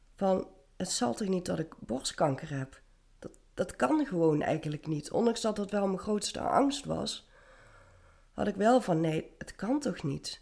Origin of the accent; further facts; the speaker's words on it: Venlo, Limburg, Netherlands; ik ben op dit moment 32 en ik kom uit Venlo